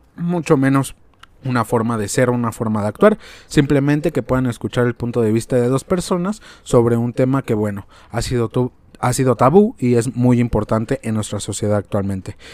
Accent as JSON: {"language": "Spanish", "country": "Mexico", "said": "nosotros como mexicanos"}